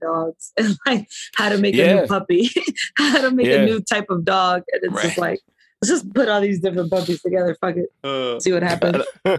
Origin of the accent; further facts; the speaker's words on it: North Carolina, United States; moved away; I was raised in North Carolina and it was fucking weird. I was either Mexican or Puerto Rican because I didn't know what else I was.